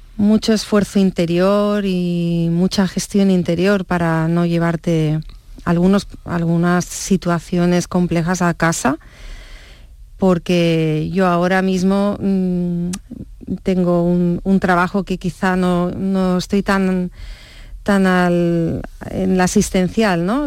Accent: Barcelona, Catalonia, Spain; also born or lived in Stratford-upon-Avon, England; yo ya me he criado en Barcelona

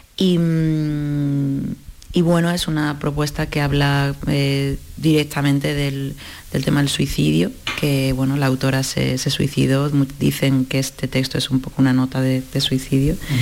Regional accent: Málaga, Andalusia, Spain; ambas somos malagueñas

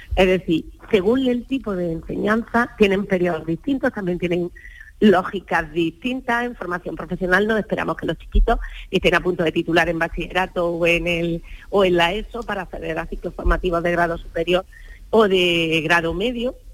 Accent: Almería, Andalusia, Spain; yo soy de Almería

